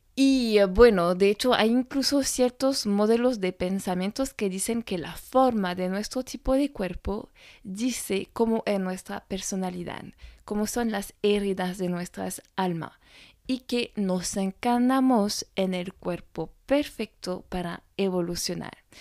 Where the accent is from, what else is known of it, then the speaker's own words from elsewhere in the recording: France; francesa y coach de imagen